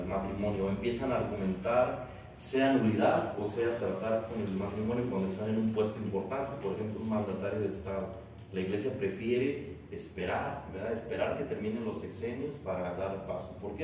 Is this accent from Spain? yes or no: no; Mexico; era yo, mexicano